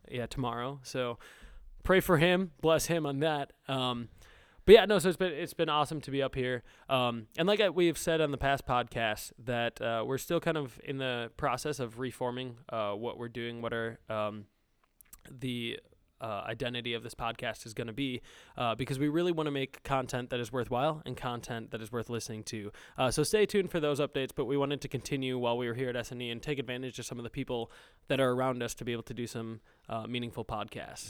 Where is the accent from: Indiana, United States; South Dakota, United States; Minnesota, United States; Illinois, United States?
Minnesota, United States; moved away; We're actually, uh, up in Minnesota right now. Uh, so back in my home state